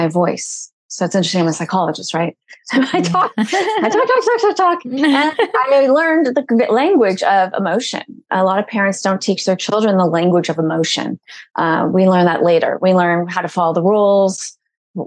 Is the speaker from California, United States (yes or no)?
yes; Malibu, California, United States; I grew up in Malibu.